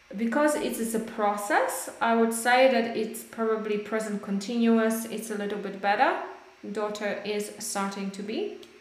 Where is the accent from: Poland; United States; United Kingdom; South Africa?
Poland; English is a second language; moved away; I miss the Baltic Sea too because I'm from Weber